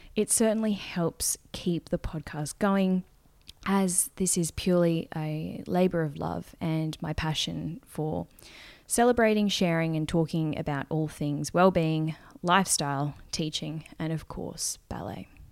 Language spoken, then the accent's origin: English; Gold Coast, Queensland, Australia; I am from the Gold Coast, which is a beachy, town, city, let's go with city